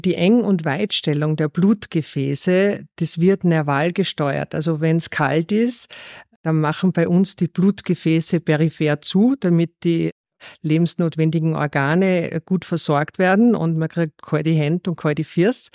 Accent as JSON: {"language": "German", "town": "Rohrmoos", "region": "Styria", "country": "Austria", "tie": "born or raised there", "moved": "yes", "said": "Aufgewachsen bin ich in der Steiermark im Rohrmoos, direkt neben der Skipiste."}